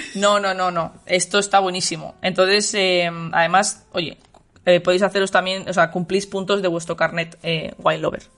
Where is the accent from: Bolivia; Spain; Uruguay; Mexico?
Spain; Valladolid, Castile and León; de mi tierra, de, de, Valladolid